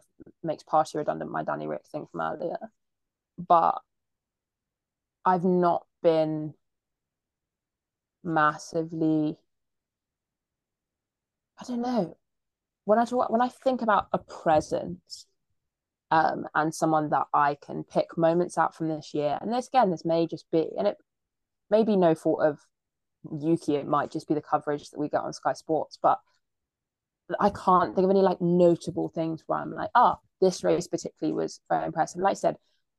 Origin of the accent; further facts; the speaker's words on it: England, United Kingdom; as an English person